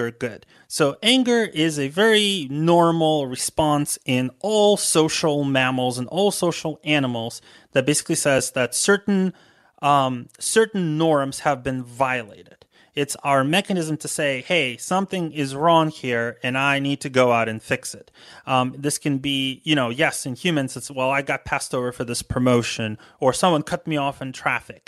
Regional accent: United States; as an American

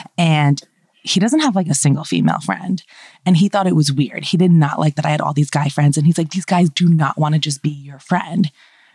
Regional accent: New Jersey, United States; moved away as an adult; also born or lived in Brooklyn, New York; now in Los Angeles, United States; I grew up in Brooklyn and I moved to New Jersey when I was 7

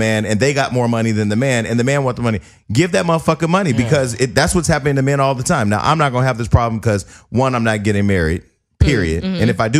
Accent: Bay Area, California, United States; I'm from the Bay Area.

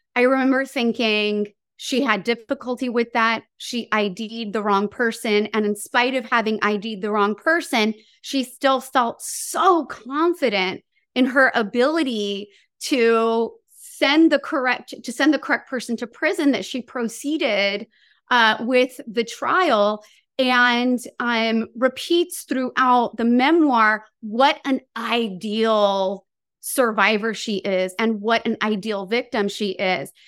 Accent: Santa Maria, California, United States; now in Long Beach, United States; I'm from Santa Maria, which is, um, a town that I jokingly refer to as Fresno by the Sea.

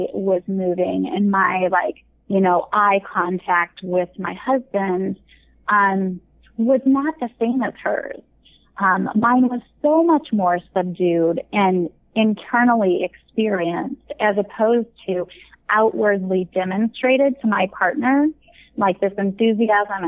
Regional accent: Midwest, United States; now in California, United States; I grew up in the Midwest, but I'm in California

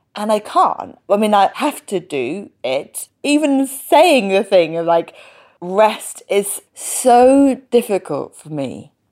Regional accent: London, United Kingdom; first language English; I was born in London

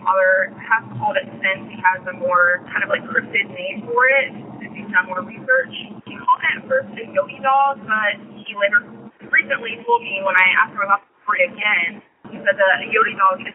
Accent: Zanesville area, Ohio, United States; now in Alabama, United States; I grew up on a farm between, like, off state route 70 between Newark and Zanesville

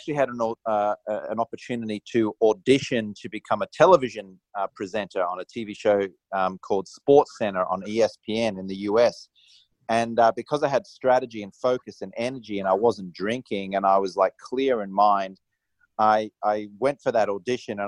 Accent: Australia; I grew up in Australia and I was just an Australian societally acceptable drinker

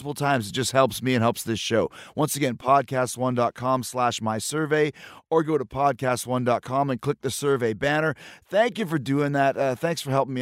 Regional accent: Winnipeg, Manitoba, Canada; I'm from Canada, and this is true. So I grew up in Winnipeg

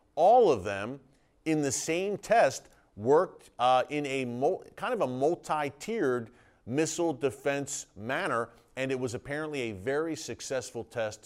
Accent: United States; as an American

